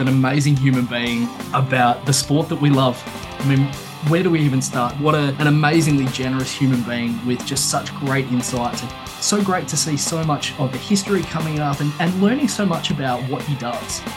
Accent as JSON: {"language": "English", "country": "Australia", "said": "us as Australians"}